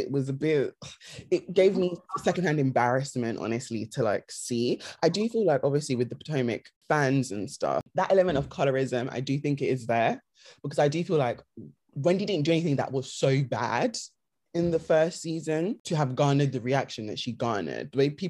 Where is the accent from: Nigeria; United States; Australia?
Nigeria; because obviously her being Nigerian, us obviously being Nigerian, we did want to like her